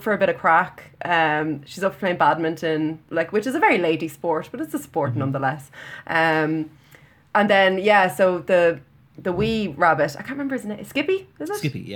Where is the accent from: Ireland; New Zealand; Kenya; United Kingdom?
Ireland; we're Irish.